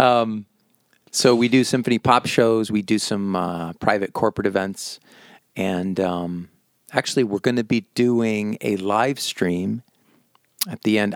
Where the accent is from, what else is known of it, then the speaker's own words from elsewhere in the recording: Massachusetts, United States; moved away as an adult; now in Las Vegas, United States; I grew up in Massachusetts